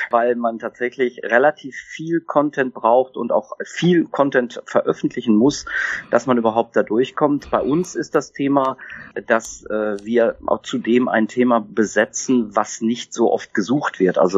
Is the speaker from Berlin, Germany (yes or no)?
no; North Rhine-Westphalia, Germany; born there; Also ich bin geboren im Sauerland habe dann äh, Betriebswirtschaftslehre studiert an der Uni in Siegen